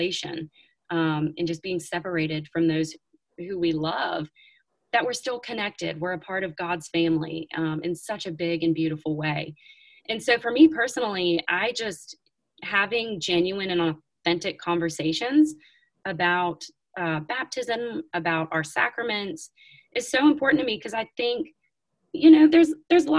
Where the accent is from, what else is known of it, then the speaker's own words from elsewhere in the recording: the South, United States; I grew up in the South